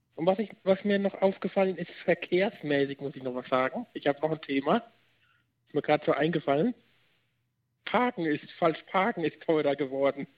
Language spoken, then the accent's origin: German; Marktheidenfeld, Bavaria, Germany; meine Heimatstadt Magdeidenfeld